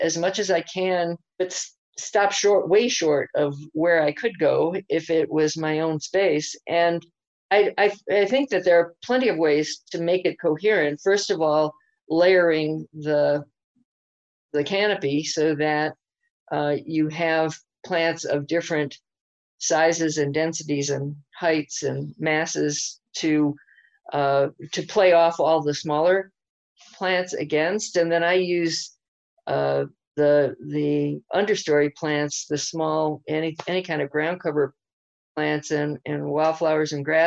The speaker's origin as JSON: {"language": "English", "region": "the East", "country": "United States", "tie": "born or raised there", "moved": "yes", "lives_now": "Albuquerque, United States", "said": "me growing up in the East"}